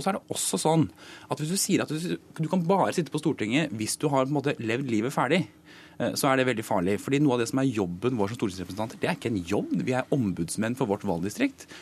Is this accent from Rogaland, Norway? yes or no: no; Akershus, Norway; Nå er jeg fra Akershus